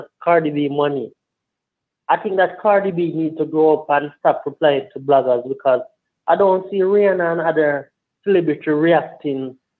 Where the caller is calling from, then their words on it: Jamaica; I'm calling from Wayne, Jamaica.